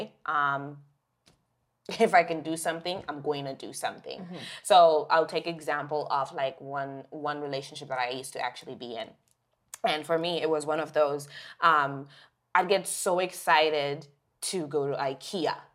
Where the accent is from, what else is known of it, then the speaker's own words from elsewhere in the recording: Zimbabwe; now in Canada; we grew up in Zimbabwe